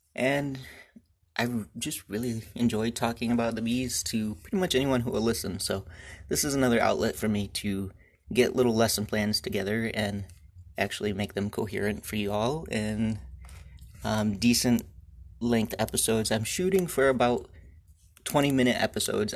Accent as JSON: {"language": "English", "region": "Michigan", "country": "United States", "tie": "born or raised there", "said": "I was born and raised here in Michigan on a family farm"}